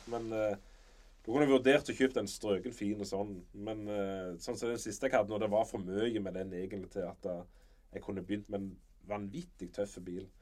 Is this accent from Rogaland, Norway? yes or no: yes; Varhaug, Rogaland, Norway; also born or lived in Sirevåg; Jeg er jo egentlig fra Varhaug, men vi bodde der i ti år